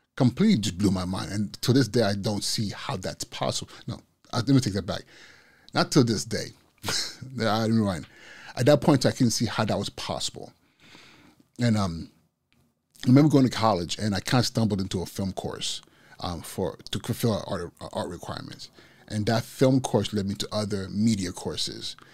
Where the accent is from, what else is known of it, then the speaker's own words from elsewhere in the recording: Nigeria; moved away; my culture as a Igbo, as a Nigerian